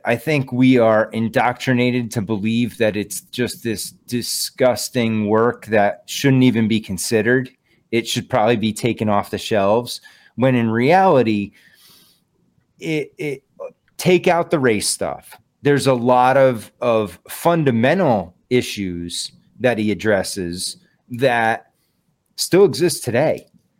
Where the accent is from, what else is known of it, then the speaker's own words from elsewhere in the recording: Connecticut, United States; now in Western Massachusetts, United States; I'm in Western Mass. I'm from Western Connecticut originally.